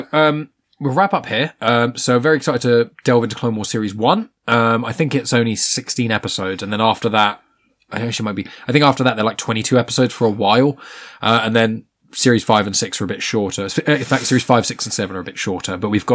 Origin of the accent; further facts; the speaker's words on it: Scotland, United Kingdom; Fucking shite being Scottish.